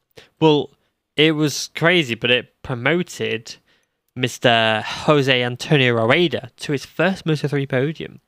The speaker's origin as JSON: {"language": "English", "country": "United Kingdom", "said": "I'm British"}